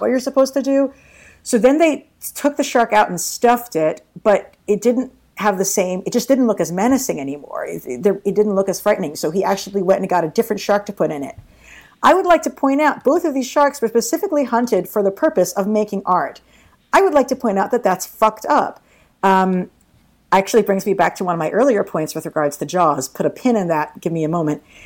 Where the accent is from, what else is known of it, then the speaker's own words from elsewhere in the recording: New York, United States; as a New Yorker